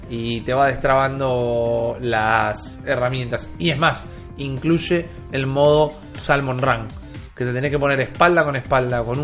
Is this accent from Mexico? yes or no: no; Argentina; Somos argentinos, nos pueden encontrar en YouTube, en iBooks, en Spotify.